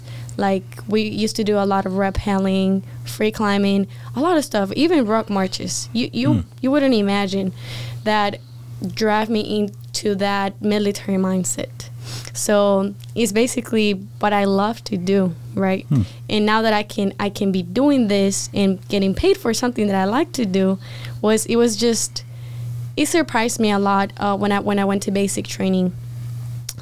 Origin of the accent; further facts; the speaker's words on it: Bogota, Bogotá Capital District, Colombia; English is a second language; moved away as an adult; also born or lived in Gaithersburg, Maryland; I was born and raised in Bogota, Colombia